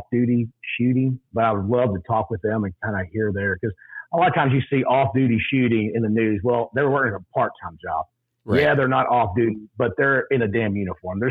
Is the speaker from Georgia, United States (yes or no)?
no; Texas, United States; I grew up in Texas. Yes, I'm a proud Texan.